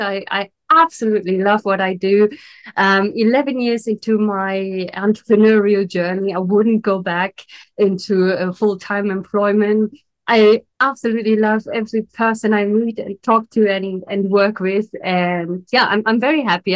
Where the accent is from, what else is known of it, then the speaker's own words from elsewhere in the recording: Berlin, Germany; now in Italy; I had an amazing childhood in Germany. So I'm originally from Berlin